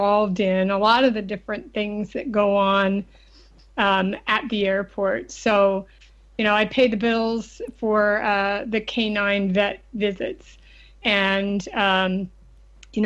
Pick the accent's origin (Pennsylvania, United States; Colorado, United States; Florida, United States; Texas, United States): Pennsylvania, United States; just outside of Philadelphia; as a child, I grew up just outside of Philadelphia, Pennsylvania